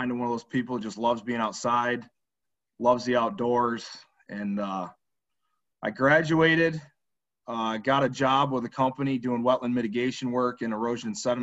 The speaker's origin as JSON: {"language": "English", "town": "Greene", "region": "New York", "country": "United States", "tie": "born or raised there", "said": "I was born and raised in Chenango County, New York, where I still live, in the town of Green"}